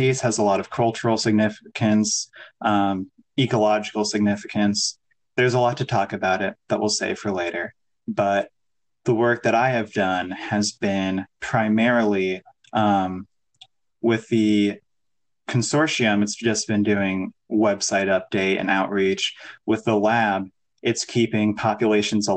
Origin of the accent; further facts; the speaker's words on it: Northern Illinois, United States; moved away as an adult; now in Iowa, United States; I grew up in Northern Illinois, kind of outside the Chicagoland area